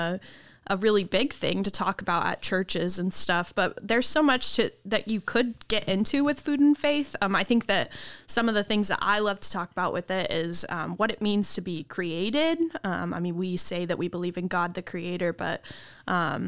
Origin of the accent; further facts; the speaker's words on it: Lancaster, California, United States; moved away as an adult; also born or lived in Durham, North Carolina; now in Ormond Beach, United States; it's called Lancaster, or Quartz Hill, really, is where I grew up